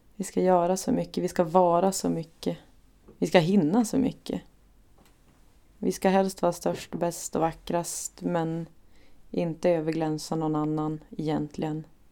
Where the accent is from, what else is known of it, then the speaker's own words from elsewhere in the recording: Umeå, Västerbotten County, Sweden; Jag kommer egentligen från Ersboda så det är som på helt andra sidan stan